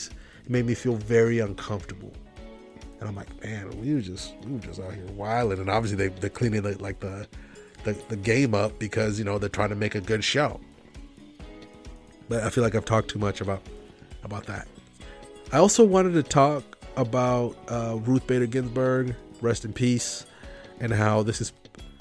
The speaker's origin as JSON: {"language": "English", "country": "United States", "said": "as an American"}